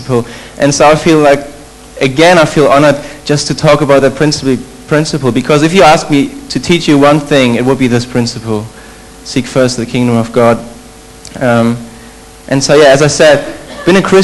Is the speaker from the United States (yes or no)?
no; Germany; moved away as an adult; I'm from Germany. However, interesting fact, I'm actually not German. I wouldn't consider myself as German. My parents are from Poland